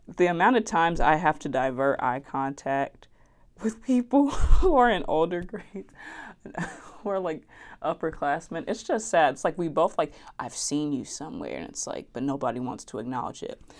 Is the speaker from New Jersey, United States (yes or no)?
yes; West Orange, New Jersey, United States; accent: Southern; I am from New Jersey, West Orange specifically